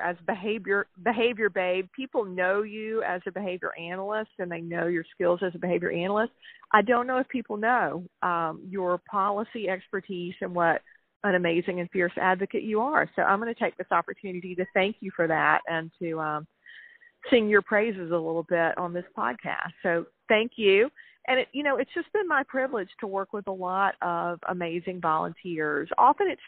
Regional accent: South Carolina, United States; from my home state of South Carolina

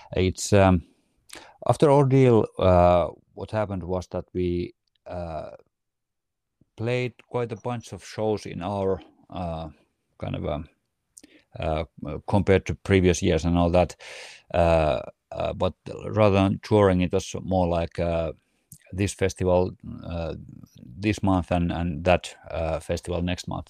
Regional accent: Riihimäki, Kanta-Häme, Finland; moved away as an adult; now in near Helsinki, Finland; we are originally from Riihimäki, which is, uh, kind of a one-hour drive north from Helsinki.

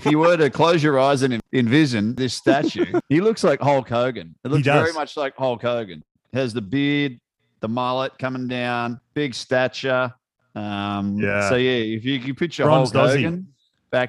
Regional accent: Australia

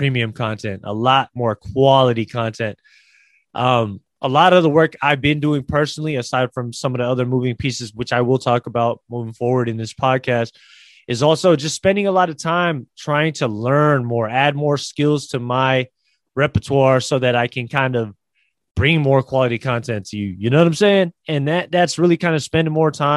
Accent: Bay Area, California, United States; I am originally from the Bay Area. I love this place. My family, my friends are here

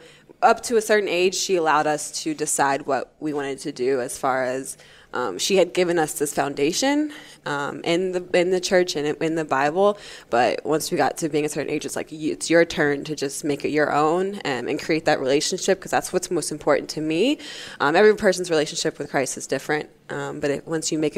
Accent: North Carolina, United States; also born or lived in Toronto; we grew up in North Carolina. I was born there.

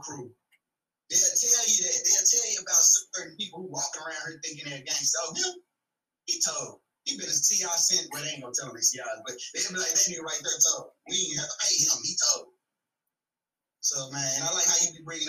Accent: Dallas, Texas, United States; I'm from Dallas

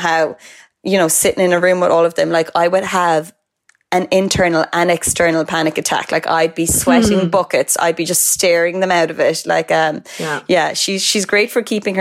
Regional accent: Cork, Munster, Ireland; my hometown of Cork.

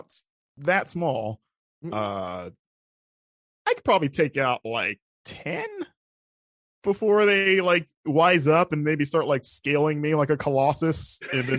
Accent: Florida, United States; growing up in Florida

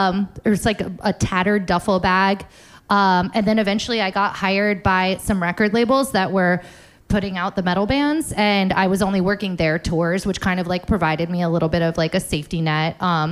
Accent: Florida, United States; moved away as an adult; the most important thing about growing up in South Florida that it taught me is to leave. It said, there are no creative jobs here. You have to get out. And I did.

